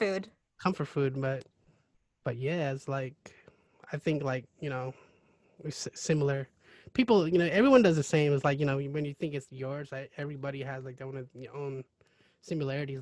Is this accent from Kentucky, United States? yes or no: no; Kelso, Washington, United States; also born or lived in Cambodia (born) / Seattle, Washington / Longview, Washington; a lot of my growing up was in Kelso, and then I went to high school in Longview